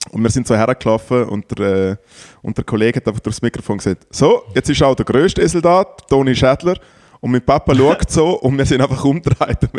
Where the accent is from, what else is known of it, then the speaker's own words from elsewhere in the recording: Liechtenstein; Für mich als äh, Liechtensteiner, wo ja Demokratie herrscht